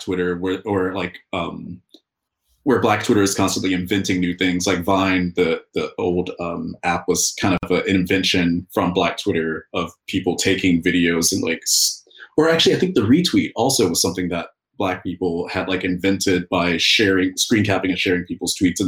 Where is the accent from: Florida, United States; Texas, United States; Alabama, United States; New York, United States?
Alabama, United States; I'm from Alabama, which is a few states down, and we're within a region called the Black Belt